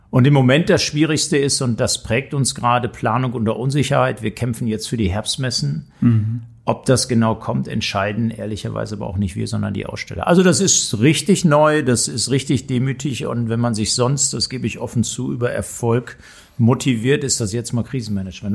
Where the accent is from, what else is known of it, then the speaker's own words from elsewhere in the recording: Hamm, North Rhine-Westphalia, Germany; also born or lived in Frankfurt; now in Hanover, Germany; Ich bin also groß geworden in Hamm. Das ist ja. noch Ruhrgebiet, westliche Teil des Potts. Ich kann also auch Dortmund ohne R sagen